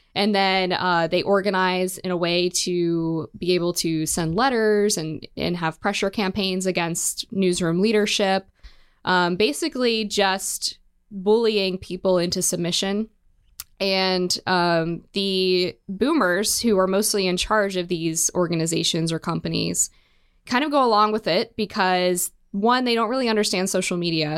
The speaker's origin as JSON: {"language": "English", "region": "Western Maryland", "country": "United States", "tie": "born or raised there", "said": "I grew up in Western Maryland."}